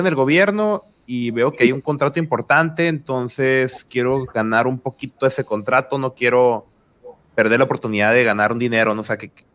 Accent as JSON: {"language": "Spanish", "country": "Mexico", "said": "pues somos mexicanos también"}